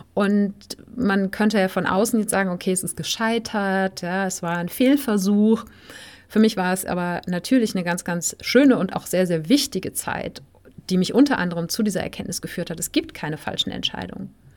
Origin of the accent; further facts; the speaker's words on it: Germany; also born or lived in Spain; auf dem Weg in meine Heimatstadt